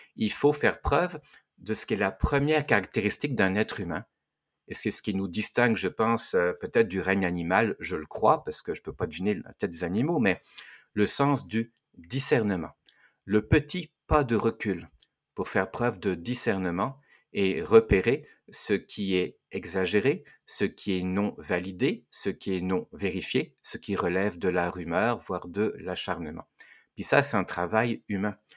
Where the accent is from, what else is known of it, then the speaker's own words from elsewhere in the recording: France; mon pays, puisque je viens de la France